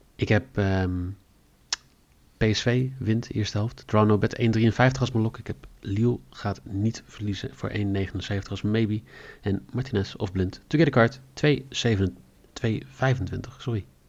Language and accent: Dutch; Netherlands; als Nederlanders